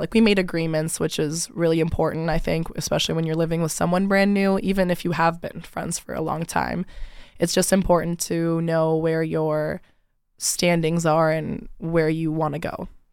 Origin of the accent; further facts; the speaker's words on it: Rochester Hills, Michigan, United States; I'm from Rochester Hills, so about, like, an hour and thirty minutes away from here